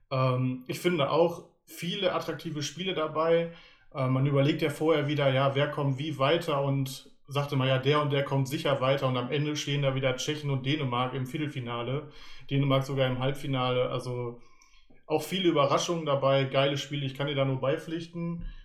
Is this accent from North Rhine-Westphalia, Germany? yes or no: yes; Paderborn, North Rhine-Westphalia, Germany; ich bin aus Paderborn, genau.